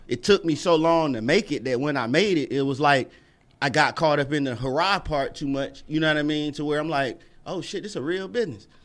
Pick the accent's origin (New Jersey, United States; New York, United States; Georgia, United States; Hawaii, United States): Georgia, United States; Atlanta; I was born in East Lake out of Atlanta